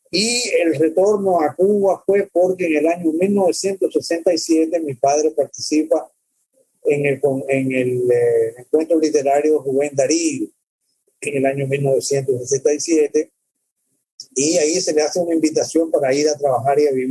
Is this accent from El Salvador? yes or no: yes; El Salvador; born there; yo, yo nací en El Salvador el más pequeño país eh, de América.